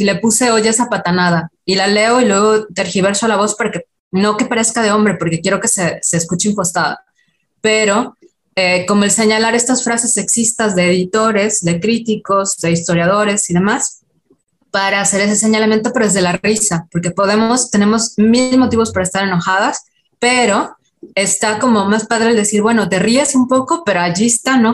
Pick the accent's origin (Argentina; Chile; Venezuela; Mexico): Mexico; Yucatán; accent: Yucatecan; yo soy de Yucatán, entonces eh, el, típico estereotipo con el acento yucateco